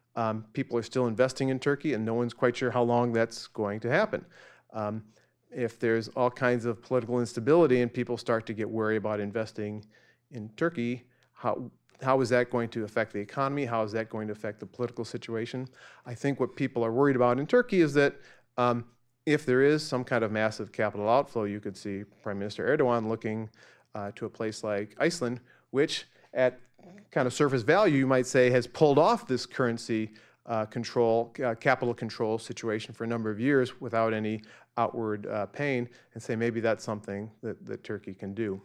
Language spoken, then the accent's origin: English; Central Illinois, United States; born or raised there; moved away